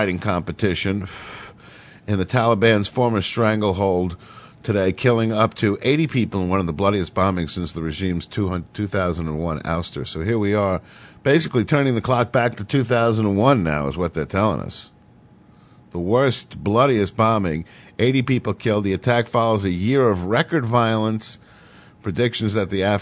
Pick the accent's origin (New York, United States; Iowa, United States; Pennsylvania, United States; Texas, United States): New York, United States; New York City; as a New Yorker